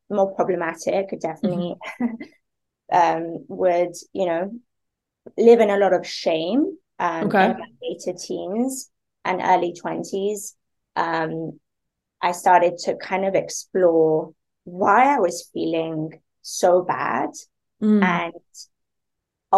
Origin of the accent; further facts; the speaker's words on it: Spain; moved away; also born or lived in London; I grew up in Spain.